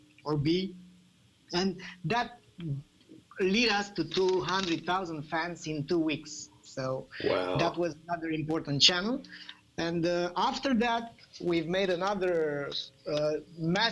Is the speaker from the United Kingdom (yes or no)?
no; Bucharest, Romania; I'm coming from Romania, Bucharest